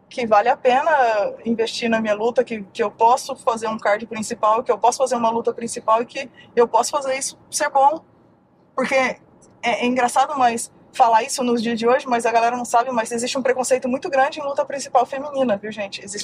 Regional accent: Uberlândia, Minas Gerais, Brazil; moved away; A gente saiu de Uberlândia, fomos dois, passamos um perrengue em São Paulo, passamos um perrengão em São Paulo.

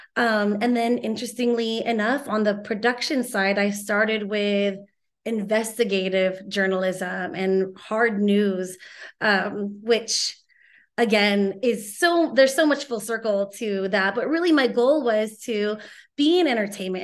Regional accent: Torrance, California, United States; my house in Torrance that I grew up

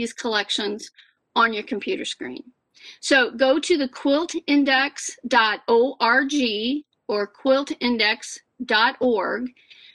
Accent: Iowa, United States; my home state

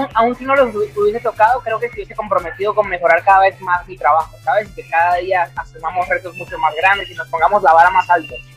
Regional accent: a small town in the Venezuelan Andes, Venezuela; also born or lived in Caracas, Venezuela; now in Medellín, Colombia; desde que salí de mi pueblito, en, un desde los Andes, en Venezuela

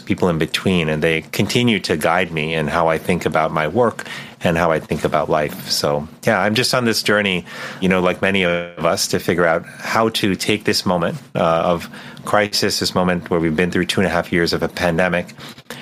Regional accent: Miami, Florida, United States; I grew up in Miami, Florida

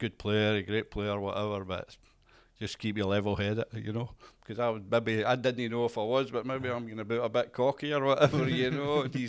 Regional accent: Uddingston, Scotland, United Kingdom; also born or lived in Hamilton; I was born in Hamilton. I come from Uddingston, Birkenshaw.

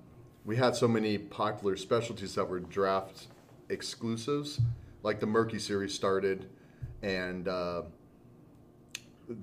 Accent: Southern California, United States; moved away as an adult; we're from Southern California.

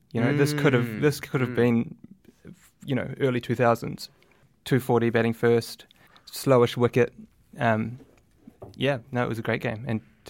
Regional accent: New Zealand; also born or lived in South Africa; I am a New Zealander, but I am South African born, and I suppose maybe that's what that means.

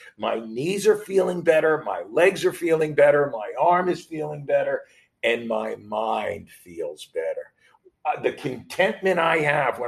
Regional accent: New York, United States; growing up in New York and playing New York high school baseball

